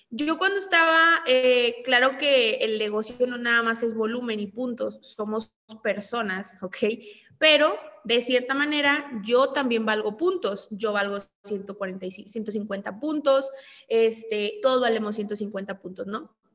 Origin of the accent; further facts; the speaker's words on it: Monclova, Coahuila, Mexico; now in Monterrey, Mexico; soy de Monclova, actualmente vivo en Monterrey pero ahorita estoy en Ciudad de México.